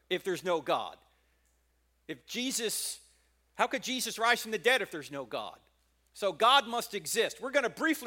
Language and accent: English; New Jersey, United States; moved away; I'm not originally from here. I'm originally from New Jersey